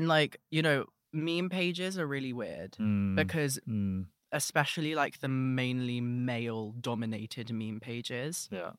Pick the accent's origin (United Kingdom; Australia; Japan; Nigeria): United Kingdom; London; And, you know, I'm from London, so I know what a roadman sounds like.